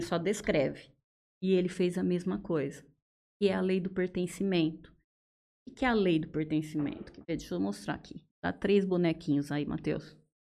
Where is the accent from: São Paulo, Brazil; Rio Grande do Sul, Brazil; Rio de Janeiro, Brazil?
São Paulo, Brazil; Araraquara; moved away as an adult; also born or lived in Mato Grosso / Mato Grosso do Sul; now in Jales, Brazil; Eu sou da cidade de Araraquara, sou nascida lá. E acabei morando em vários lugares